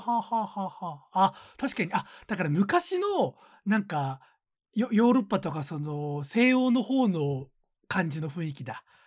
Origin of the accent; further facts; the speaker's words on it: Gunma, Japan; 私が出身のね、群馬県出身